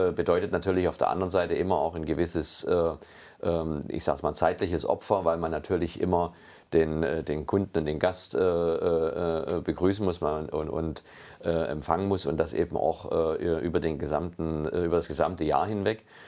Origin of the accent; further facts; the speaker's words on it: Meißen, Saxony, Germany; also born or lived in Geisenheim; ich komme ja gebürtig äh, aus Meißen äh, und bin dort eben in einer Familie aufgewachsen